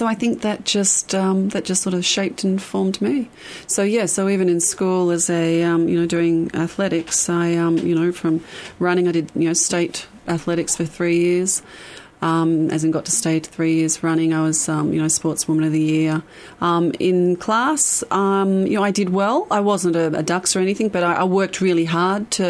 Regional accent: Lake Macquarie, New South Wales, Australia; also born or lived in Melbourne, Victoria; So when we moved from Melbourne to Newcastle, I think I was about 7 or 8, or to Lake Macquarie, 7 or 8.

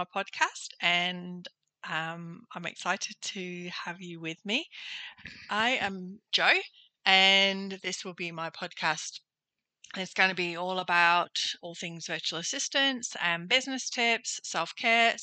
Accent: Nottingham, East Midlands, United Kingdom; moved away as an adult; now in Gold Coast, Australia; I'm originally from Nottingham in the UK

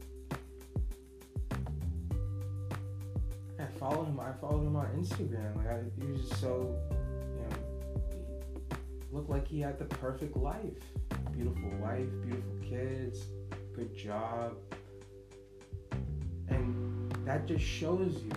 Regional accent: United States; as an American and living in the United States

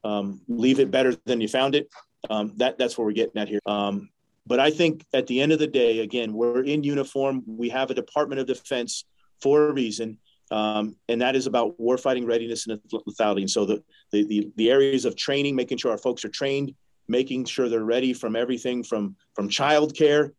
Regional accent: New Hampshire, United States; I'm from New Hampshire

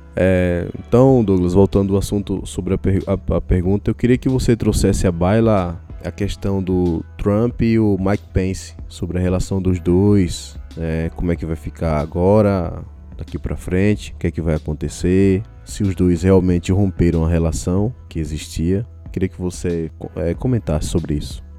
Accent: Brazil; sou brasileiro também

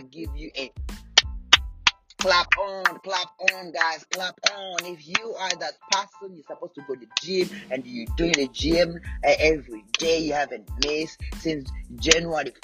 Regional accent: Rwanda; moved away; back in Rwanda, I was born in Rwanda

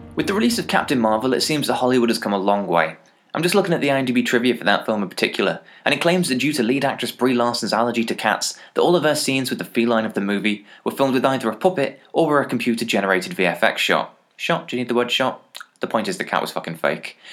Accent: England, United Kingdom; As an English person

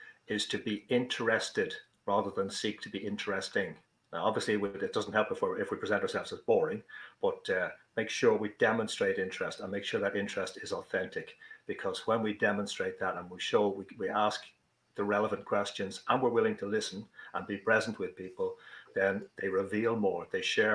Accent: Ireland; accent: Irish; also born or lived in Dublin; As you probably gather from the accent, I'm Irish. I'm living in Dublin, the capital city of Ireland

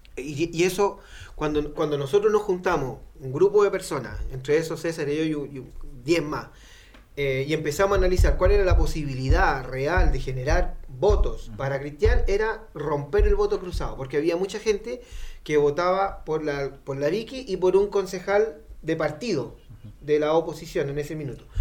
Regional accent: Renca, Santiago Metropolitan Region, Chile; yo soy un poblador de Renca

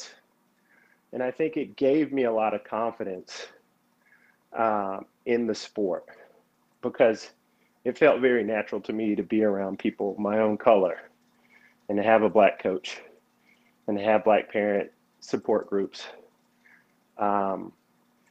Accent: Atlanta, Georgia, United States; I grew up here in Atlanta, the city of Atlanta

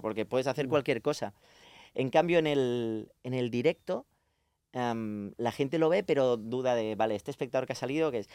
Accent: Badia del Vallès, Catalonia, Spain; los que somos de allí

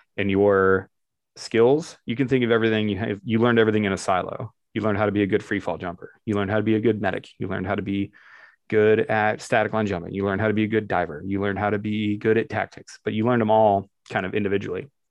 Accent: Barberton, Ohio, United States; The town I grew up in is actually called Barberton, Ohio

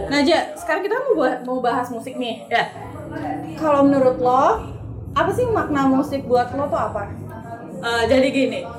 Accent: Batam, Riau Islands, Indonesia; Ya, aku tuh seneng banget ya, karena memang aku berasal dari Batam.

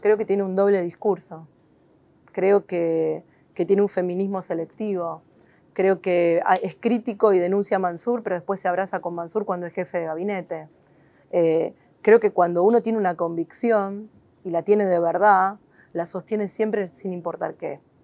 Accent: Argentina; quiénes somos los argentinos

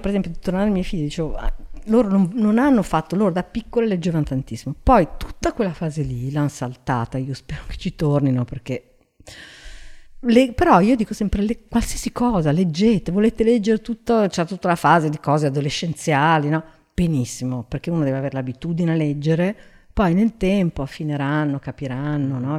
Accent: Genoa, Liguria, Italy; now in Milan, Italy; io sono di Genova che è una città vecchia

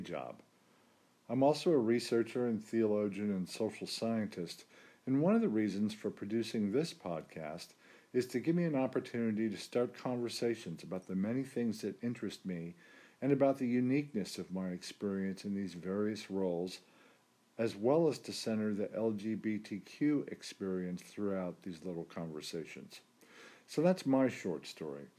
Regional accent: New Jersey, United States; moved away; I'm originally from New Jersey

